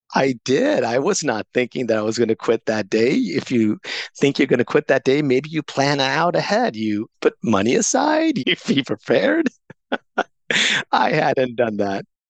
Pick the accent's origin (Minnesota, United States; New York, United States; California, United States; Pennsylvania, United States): California, United States; Coronado; also born or lived in India / Pakistan / San Diego; I ended up growing up in a beautiful beachside community called Coronado, California.